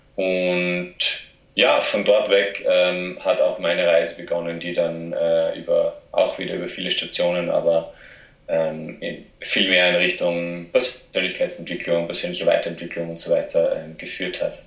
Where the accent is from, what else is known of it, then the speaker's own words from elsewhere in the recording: south-east Austria, Austria; accent: Austrian; also born or lived in Graz / Portugal; ich komme ursprünglich aus einem kleinen Ort im Südosten von, von Österreich und bin dort aufgewachsen